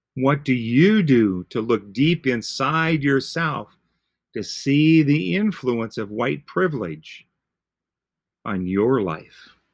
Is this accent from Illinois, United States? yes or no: no; Green Bay, Wisconsin, United States; I grew up in Green Bay